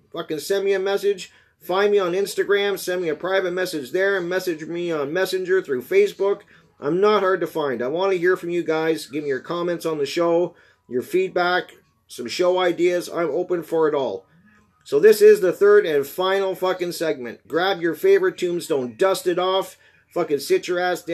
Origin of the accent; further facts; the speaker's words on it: Canada; I'm Canadian